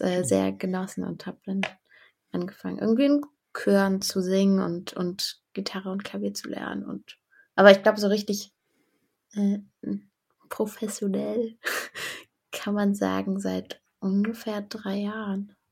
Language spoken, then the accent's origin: German; Berlin, Germany; ich komme aus Berlin, um, ähm, vom, vom Stadtrand, vom nördlichen Stadtrand Berlins